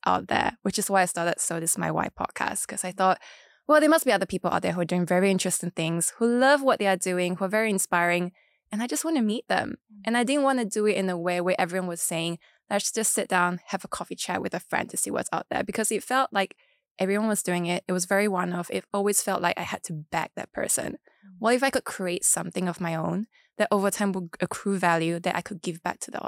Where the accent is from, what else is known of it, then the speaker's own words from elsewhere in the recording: Kuching, Sarawak, Malaysia; I grew up in Borneo, which is very different from West Malaysia